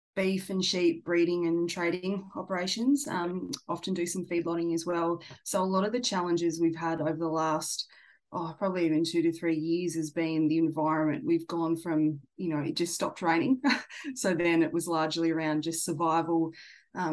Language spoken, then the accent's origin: English; Tasmania, Australia; moved away; I grew up in Tassie.